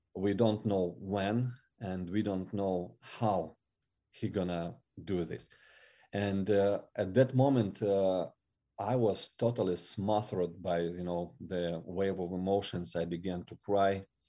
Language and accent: English; Siberia, Russia; English is a second language; moved away as an adult; now in Ukraine; I was born in Russia and, and I was uh, growing there till, uh, twenty-five